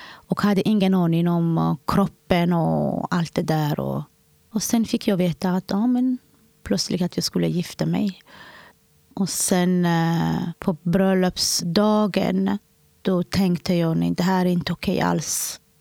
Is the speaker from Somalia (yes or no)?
yes; Somalia; now in Sweden; Jag kommer från Somalia.